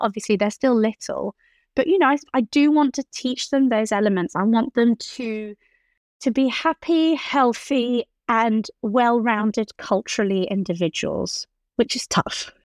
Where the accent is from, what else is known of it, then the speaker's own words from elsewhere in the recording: Geneva, Switzerland; growing up in Geneva